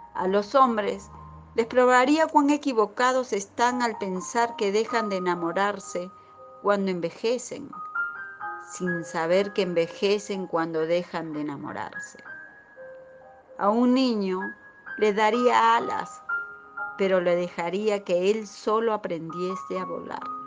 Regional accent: Peru; now in Buenos Aires, Argentina; soy de Perú y radico en Buenos Aires

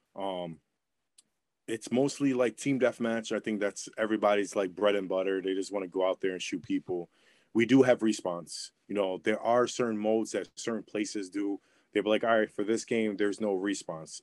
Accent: New York, United States; I'm from New York

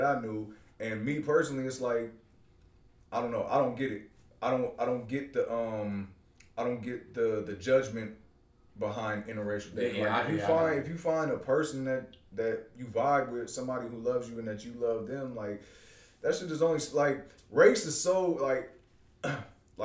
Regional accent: Bay Area, California, United States; I grew up in the Bay Area

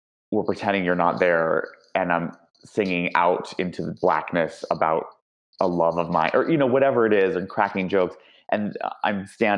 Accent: New York City, New York, United States; moved away as an adult; also born or lived in Michigan; now in Los Angeles, United States; Born and raised in Manhattan

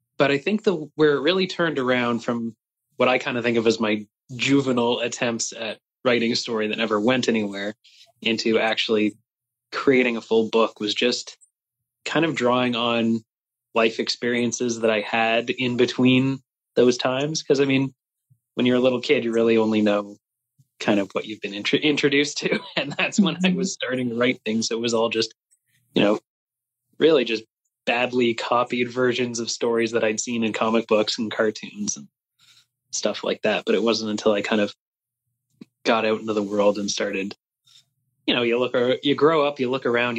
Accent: Canada; I don't speak much French, despite being Canadian

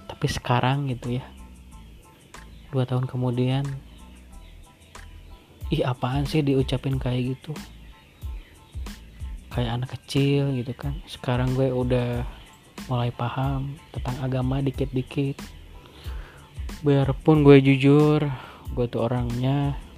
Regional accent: Bekasi, West Java, Indonesia; Aku tuh lahir di Bekasi 20, 29 September Ingat banget tuh Kecil Di rumah kontrakan Kalau pulang paling ke Bandung pakai bis Bis yang merah lah Dari Bekasi ke Bandung

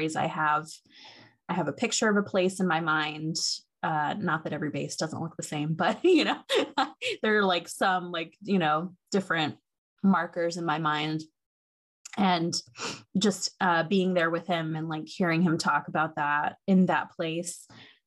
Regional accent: Ohio, United States; moved away as an adult; also born or lived in Seattle; I grew up in Ohio and moved out to Seattle when I was 26

